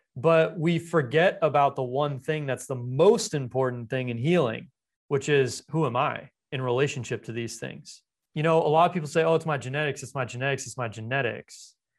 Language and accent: English; Los Angeles, California, United States; I grew up in Los Angeles